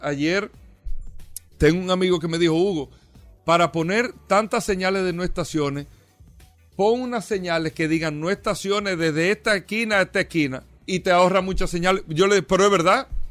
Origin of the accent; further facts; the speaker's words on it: Dominican Republic; nosotros eh, como dominicanos